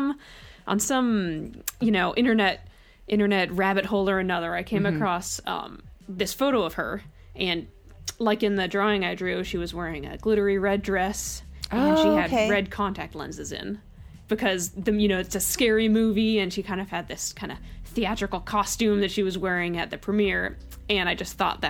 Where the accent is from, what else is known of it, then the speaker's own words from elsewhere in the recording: Bay Area, California, United States; moved away as an adult; also born or lived in Orange County, California; now in Milwaukie, United States; I grew up in the Bay Area, and then I went to college in Orange County